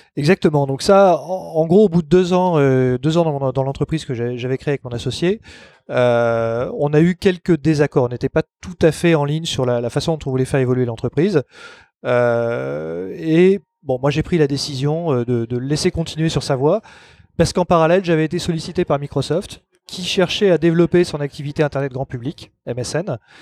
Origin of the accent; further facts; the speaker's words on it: Paris, Île-de-France, France; Je suis né à Paris, j'ai toujours vécu à Paris ou dans la proche banlieue